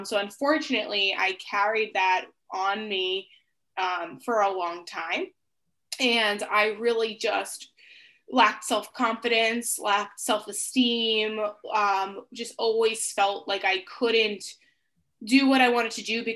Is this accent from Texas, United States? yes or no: no; Long Island, New York, United States; I'm from the United States. I live in New York and I grew up on an island. It's called Long Island.